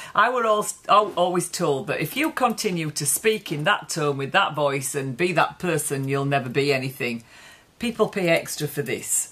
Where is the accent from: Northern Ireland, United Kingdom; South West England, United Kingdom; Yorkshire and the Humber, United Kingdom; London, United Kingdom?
Yorkshire and the Humber, United Kingdom; So where we come from, this part of Yorkshire, it's quite gritty